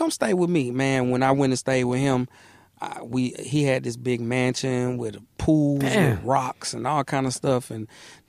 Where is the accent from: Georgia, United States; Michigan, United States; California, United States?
Georgia, United States; Atlanta; born or raised there; also born or lived in Mississippi